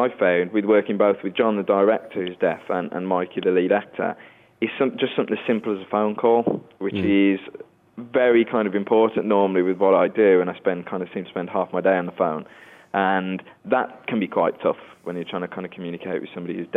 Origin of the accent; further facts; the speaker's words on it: Wolverhampton, West Midlands, United Kingdom; I'm actually from Wolverhampton myself